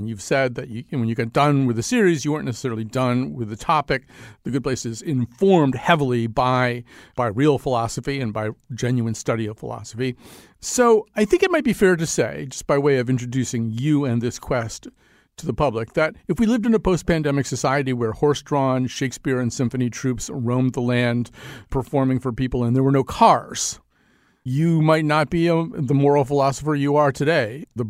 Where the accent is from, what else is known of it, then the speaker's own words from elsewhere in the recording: West Hartford, Connecticut, United States; I grew up in West Hartford. He left. I didn't leave.